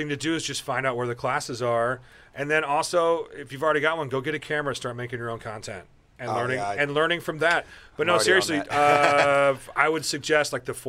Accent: Omaha, Nebraska, United States; moved away; We grew up in Omaha together.

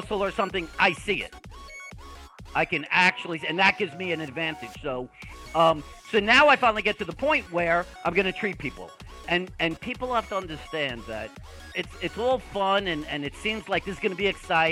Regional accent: Long Island, New York, United States; accent: Brooklyn; I'm actually from Long Island, but I have the most extreme Brooklyn accent

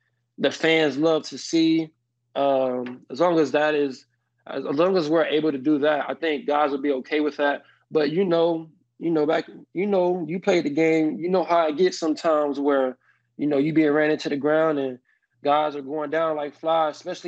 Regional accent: Miami, Florida, United States; I'm from Miami

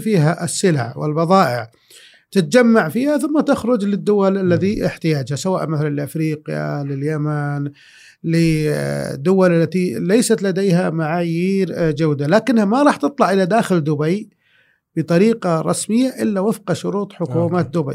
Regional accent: Saudi Arabia; انا سعودي

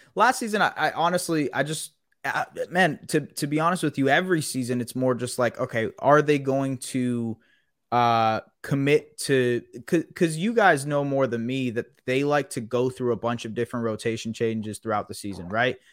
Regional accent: Canada; as a Canadian

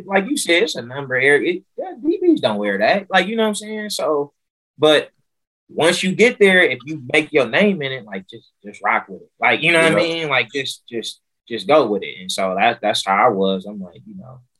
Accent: Oakland, California, United States; born and raised in Oakland

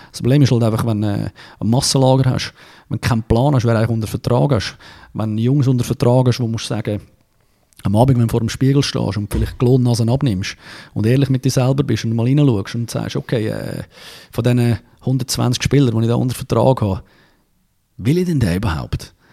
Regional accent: Zurich, Switzerland; ich bin Zürcher, als Zürcher darfst du ein bisschen arrogant sein

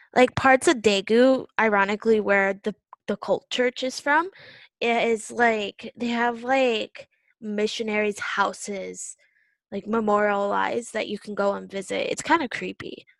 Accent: United States; now in South Korea

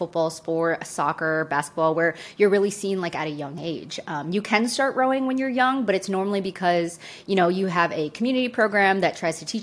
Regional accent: Syracuse, New York, United States; I grew up in Syracuse, New York, so big on basketball, decently big at football

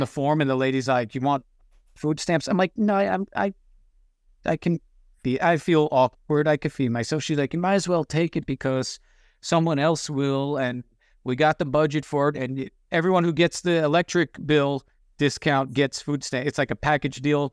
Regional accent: Long Island, New York, United States; moved away as an adult; also born or lived in Los Angeles, California / California, Pennsylvania; I grew up on Long Island. At twenty-two, I moved to L

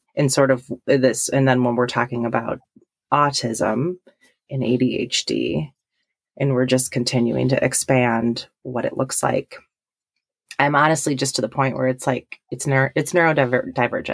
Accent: Milwaukee, Wisconsin, United States; moved away as an adult; now in Stevens Point, United States; I'm originally from the Milwaukee area

